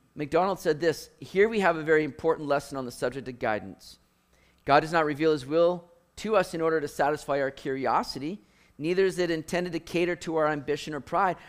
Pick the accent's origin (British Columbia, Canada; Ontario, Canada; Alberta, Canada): British Columbia, Canada; Richmond; growing up in Richmond, going to Lansdowne Mall, hitting Lord Nelson Arcade